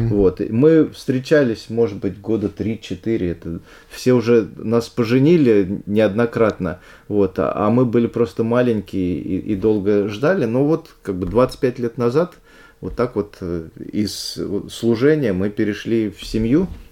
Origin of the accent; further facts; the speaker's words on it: Pushkino, Moscow Oblast, Russia; я из Пушкина, каждый день я садился на электричечку, ехал до Ярославского вокзала